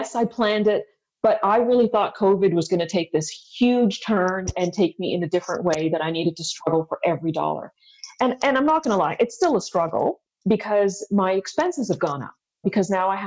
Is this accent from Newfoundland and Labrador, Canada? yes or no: no; Ottawa, Ontario, Canada; also born or lived in India; I grew up in Ottawa